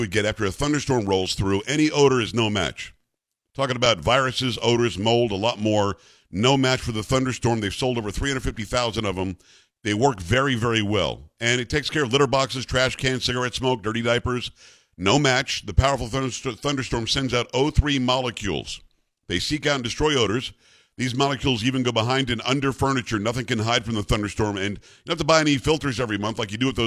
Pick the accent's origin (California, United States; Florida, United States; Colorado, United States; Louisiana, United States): Florida, United States; South; moved away; I used to live in South Florida. I grew up in South Florida, Hurricane Alley.